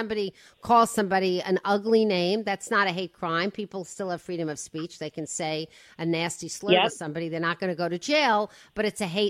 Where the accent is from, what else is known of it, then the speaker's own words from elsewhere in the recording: New York, United States; I came from New York. Please. It's nothing.